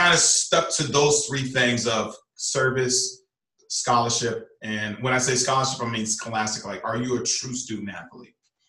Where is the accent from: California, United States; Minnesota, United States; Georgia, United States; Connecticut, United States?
California, United States; Los Angeles; moved away as an adult; now in Alaska, United States; I'm from Los Angeles, California. I've been in Alaska 24 years. Came up in the service and had a daughter and decided to stay.